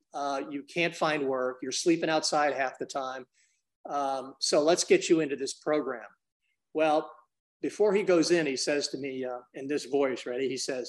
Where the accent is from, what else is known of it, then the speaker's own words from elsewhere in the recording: Brooklyn, New York, United States; now in Memphis, United States; I grew up in Brooklyn, and I've lived in 15, 16 cities. And I've been here in Memphis since 86.